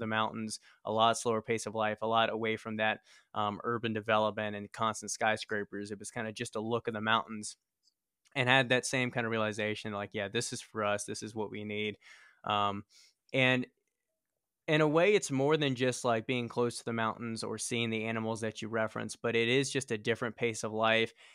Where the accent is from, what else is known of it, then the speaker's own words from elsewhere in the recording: Richmond, Virginia, United States; moved away as an adult; now in Colorado Springs, United States; we were born and raised in Richmond, Virginia